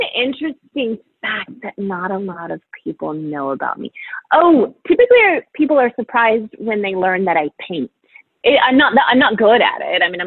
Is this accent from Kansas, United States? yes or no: yes; Overland Park, Kansas, United States; So I'm a Midwest girl. I am from Kansas City